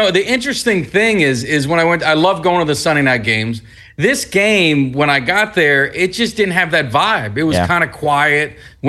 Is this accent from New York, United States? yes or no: no; South Florida, United States; born and raised in South Florida.